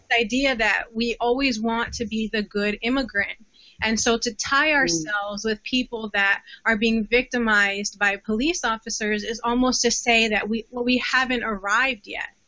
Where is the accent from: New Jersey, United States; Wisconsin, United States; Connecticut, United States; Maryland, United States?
New Jersey, United States; I'm from New Jersey